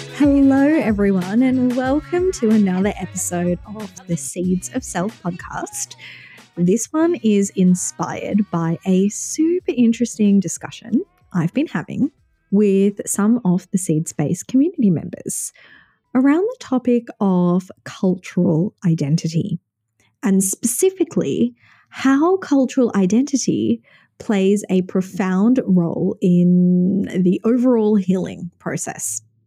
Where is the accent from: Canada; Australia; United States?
Australia; Sydney, New South Wales; born and raised in Sydney, Australia